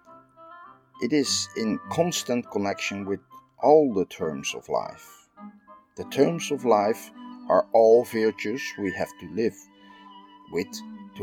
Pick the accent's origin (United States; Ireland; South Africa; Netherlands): Netherlands; I'm from the Netherlands.